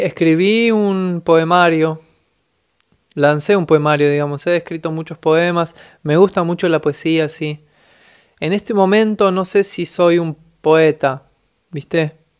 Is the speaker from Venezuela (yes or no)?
no; Buenos Aires, Argentina; soy de Buenos Aires, Argentina